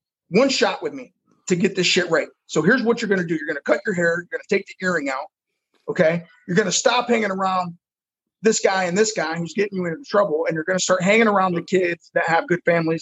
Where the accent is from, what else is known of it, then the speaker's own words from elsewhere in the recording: Bellevue, Ohio, United States; moved away as an adult; now in Fort Lauderdale, United States; my hometown of Bellevue